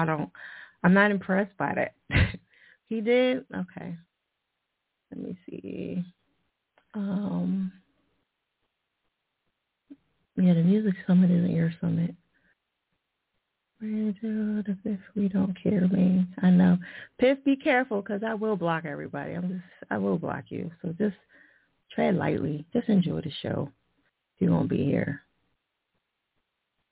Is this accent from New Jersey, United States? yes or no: yes; New Jersey, United States; now in Philadelphia, United States; that's my home state.